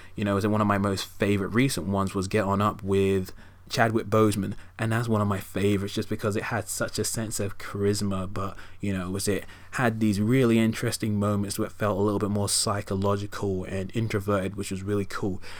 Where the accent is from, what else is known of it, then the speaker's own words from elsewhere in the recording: United Kingdom; as a British citizen, you know, growing up in the U K